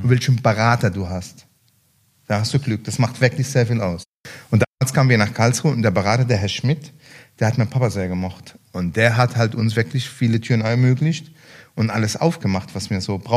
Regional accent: Lebanon; also born or lived in Syria; now in Germany; damals, 86, Januar 86, bin ich nach, von Libanon nach Syrien geflüchtet. Von Syrien nach Deutschland geflüchtet, aber nicht in den Westen, sondern in den Osten und dann durch den Tunnel irgendwie in den Westen gelandet.

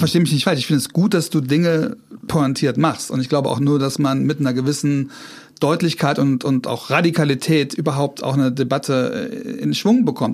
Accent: Trier, Rhineland-Palatinate, Germany; moved away; ich komme aus Trier

